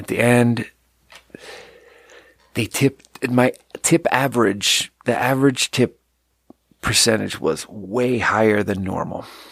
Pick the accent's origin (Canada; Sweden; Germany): Sweden; moved away; I grew up in Sweden, and in third grade in Sweden